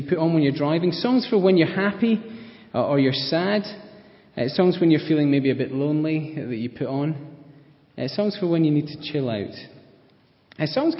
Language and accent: English; Scotland, United Kingdom; accent: Scottish; moved away; with my Scottish accent